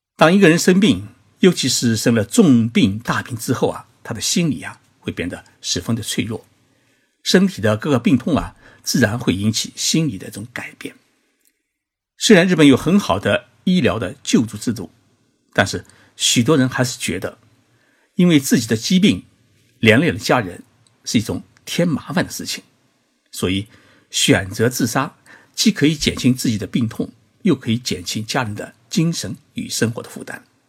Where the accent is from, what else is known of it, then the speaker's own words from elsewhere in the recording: China; now in Japan; 在我们中国人的意识当中啊